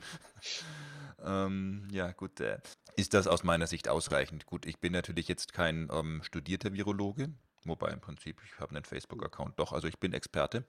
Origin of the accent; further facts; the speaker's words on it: Germany; bei uns in Deutschland